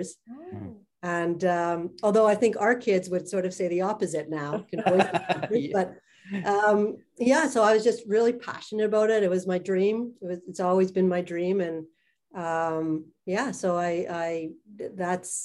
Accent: Montreal, Quebec, Canada; I grew up in Montreal.

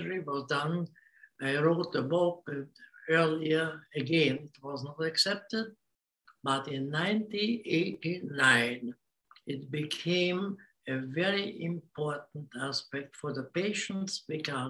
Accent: Hungary; English is a second language; moved away as an adult; also born or lived in Vienna, Austria / Australia; I was born in Hungary and spent 15 years in Vienna. Came back to Hungary

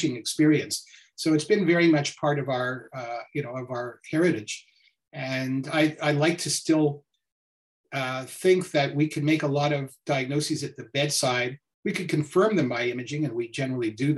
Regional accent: Montreal, Quebec, Canada; also born or lived in Ohio; I grew up in Montreal, and so I've come back home to practice

